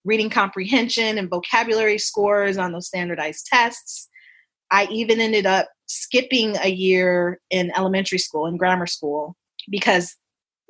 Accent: Chicago, Illinois, United States; I grew up in Chicago in the 80s and the 90s.

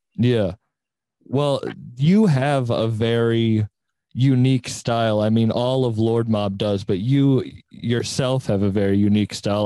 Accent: Cape Cod, Massachusetts, United States; moved away; I'm originally from Cape Cod

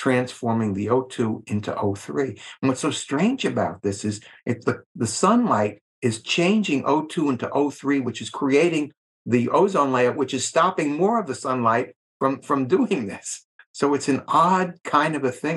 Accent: Long Island, New York, United States; I grew up on Long Island in New York

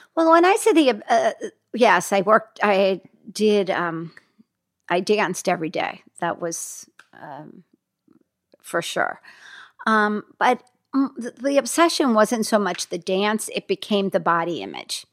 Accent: Hackensack, New Jersey, United States; moved away; also born or lived in Los Angeles; I grew up in Hackensack, New Jersey

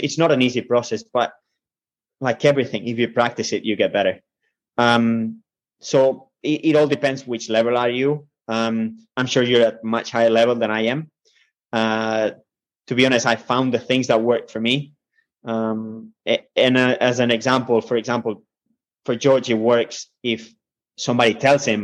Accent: Spain; moved away; I come from Spain

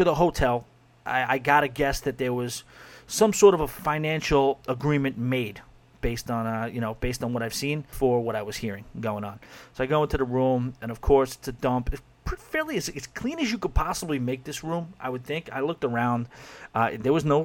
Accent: New York City, New York, United States; moved away as an adult; I'm a local, born and raised in New York

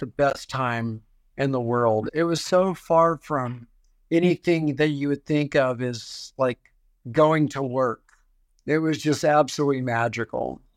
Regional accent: Houston, Texas, United States; Growing up in Houston, Texas, I was a Reformed Jewish family

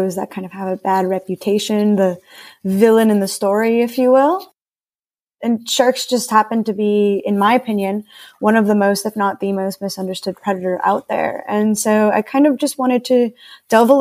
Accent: Puerto Rico; I grew up around the ocean, so I'm from Puerto Rico, which is a Caribbean island.

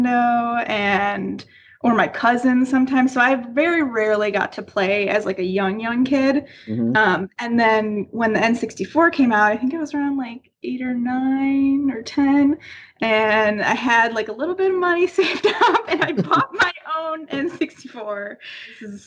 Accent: Buffalo, New York, United States; moved away as an adult; also born or lived in Florida; So I'm originally from Buffalo, New York.

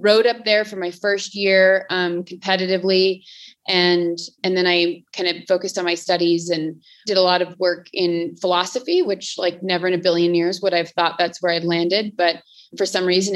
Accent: Seattle, Washington, United States; Originally from Seattle. That's where I was born and raised

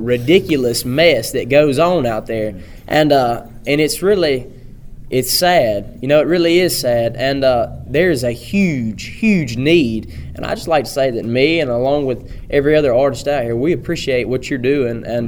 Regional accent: Pickens County, Alabama, United States; I'm from Pickens County, Alabama

